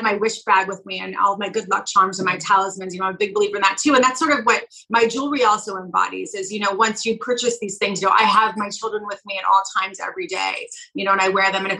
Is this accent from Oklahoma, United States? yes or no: no; California, United States; moved away as an adult; also born or lived in New York; I was from California as well as my husband, Kevin